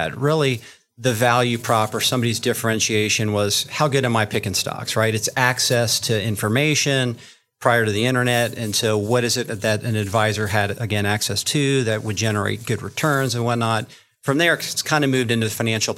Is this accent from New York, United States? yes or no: no; Florida, United States; I am from Florida